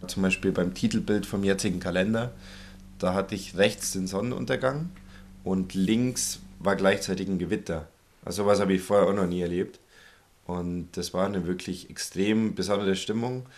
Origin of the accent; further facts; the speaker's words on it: Allgäu, Bavaria, Germany; in meiner Heimat im Allgäu